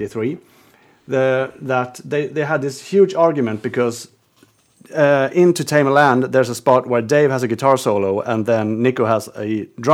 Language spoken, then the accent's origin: English; Sweden; English is a second language; I think it's a Swedish thing as well. That we are very keen to speak English